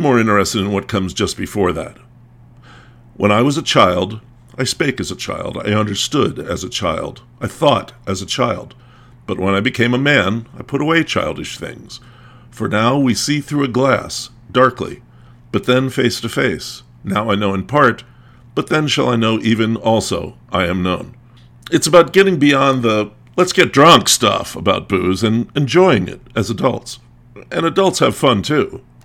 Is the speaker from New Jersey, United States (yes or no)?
no; Lancaster County, Pennsylvania, United States; also born or lived in New England / Virginia / Maryland / Washington, D.C.; I grew up in Lancaster County, and I've lived in New England, Virginia, Maryland, D C, Kentucky, and California. But I've always considered myself a Pennsylvanian.